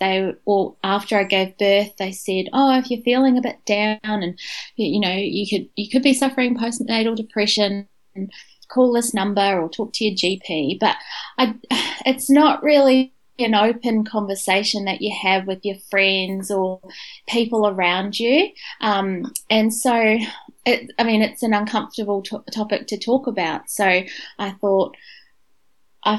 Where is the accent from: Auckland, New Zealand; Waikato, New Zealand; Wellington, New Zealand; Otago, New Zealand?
Wellington, New Zealand; moved away as an adult; also born or lived in Dunedin, New Zealand / India; now in Brisbane, Australia; I'm from Wellington